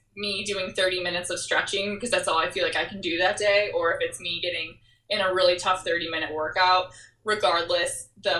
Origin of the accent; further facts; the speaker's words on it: Michigan, United States; I grew up in Michigan